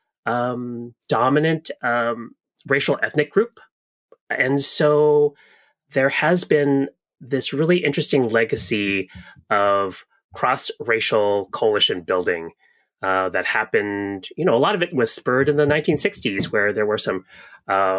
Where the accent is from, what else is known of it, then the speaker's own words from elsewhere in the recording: Seattle, Washington, United States; also born or lived in Chicago; growing up in Seattle and doing a lot of organizing in Seattle